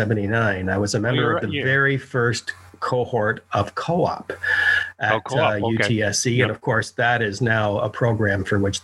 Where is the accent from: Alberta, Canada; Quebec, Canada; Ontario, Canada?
Ontario, Canada; Toronto; also born or lived in East York; Well, I was born in East York. I was raised in Scarborough.